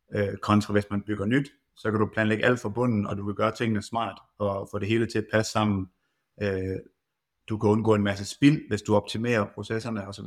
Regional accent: Randers, Central Denmark Region, Denmark; now in Hasten, Denmark; jeg er pære dansk, og kommer oprindeligt fra Randers af

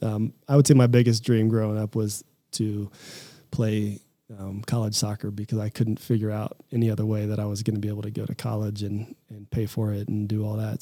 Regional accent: Lawrence, Kansas, United States; moved away as an adult; also born or lived in Boulder, Colorado; I grew up in Kansas. I'm a Midwestern kid.

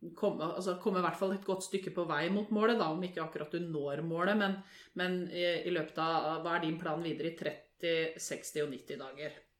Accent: Lørenskog, Akershus, Norway; Er fra Lørenskog. Født og oppvokst der.

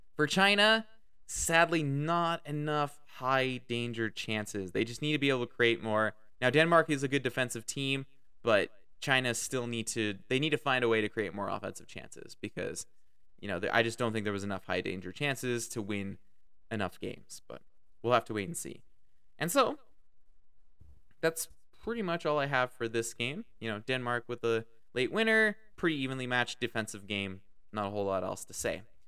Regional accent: Canada; I am Canadian. I live in Canada.

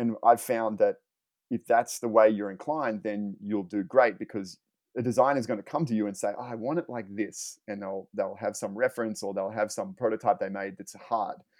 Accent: Australia; now in Los Angeles, United States; I'm from Australia and I, and I live in Los Angeles now

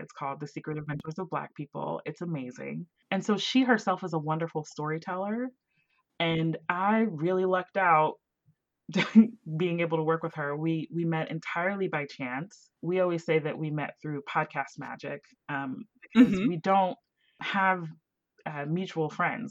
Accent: Southern West Virginia, United States; moved away; I was born and raised in a little town in, in West Virginia, Southern West Virginia, right next to Ohio.

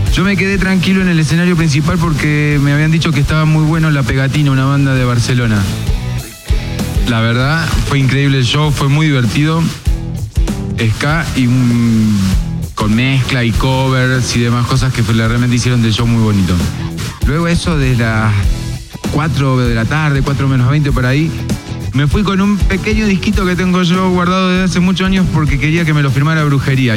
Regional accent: Argentina; now in Mexico; Como buen argentino

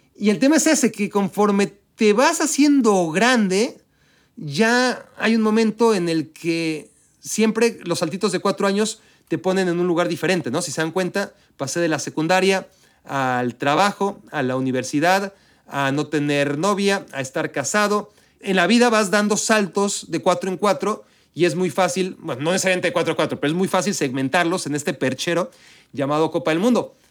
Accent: Mexico; also born or lived in Israel; now in United States; el de Israel, donde nací, el de México, donde crecí, de donde soy y seré siempre, culturalmente hablando

